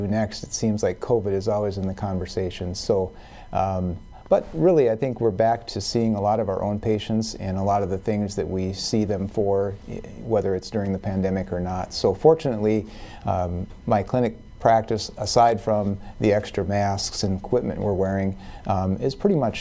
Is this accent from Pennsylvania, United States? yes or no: no; South Dakota, United States; also born or lived in Wisconsin; I grew up in South Dakota and trained here at USD